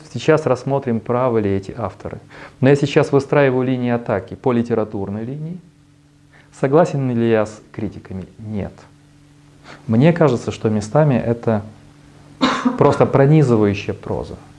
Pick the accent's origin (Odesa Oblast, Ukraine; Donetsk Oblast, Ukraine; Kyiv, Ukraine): Kyiv, Ukraine